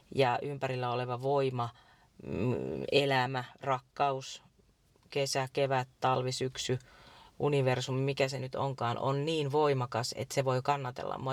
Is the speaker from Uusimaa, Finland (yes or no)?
no; Iijoki river valley, North Ostrobothnia, Finland; mä oon syntynyt Iijokivarissa semmoiseen vanhaan rintamamiestaloon